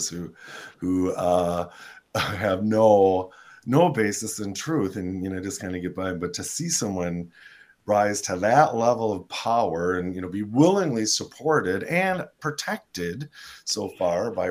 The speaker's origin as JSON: {"language": "English", "country": "United States", "said": "as an American"}